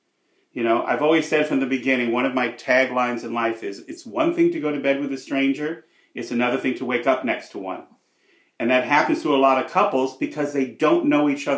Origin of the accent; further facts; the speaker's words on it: Los Angeles, California, United States; I grew up in Hollywood. My dad was an actor, director.